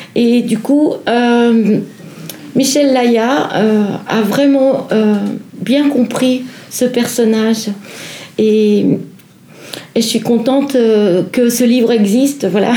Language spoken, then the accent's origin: French; Vaud, Switzerland; je suis vaudoise